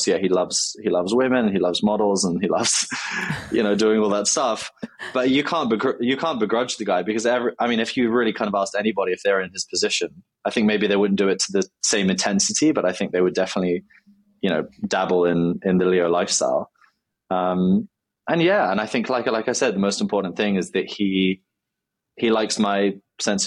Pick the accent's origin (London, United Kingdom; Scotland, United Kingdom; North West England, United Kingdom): London, United Kingdom; I grew up in London